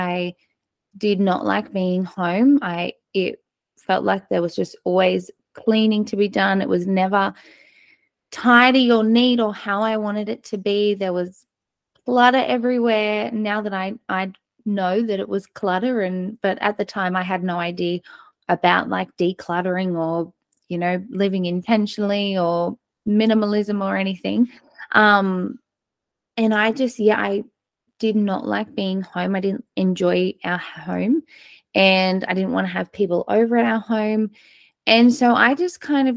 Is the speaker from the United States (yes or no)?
no; Australia; accent: Australian; obviously by my accent, I am down in Australia